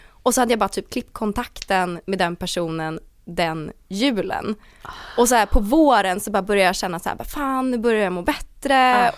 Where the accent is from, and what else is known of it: Åkersberga, Stockholm County, Sweden; born or raised there; also born or lived in Danderyd / Täby